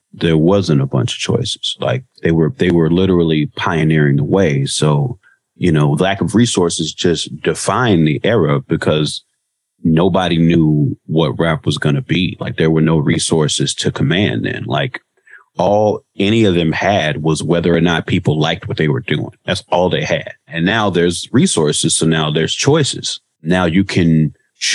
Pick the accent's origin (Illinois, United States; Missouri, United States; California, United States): Illinois, United States; Chicago; moved away as an adult; now in Los Angeles, United States; I grew up in Chicago in the 80s, and I went to Southern Illinois University in the late 90s and early 2000s, and I've lived in LA ever since then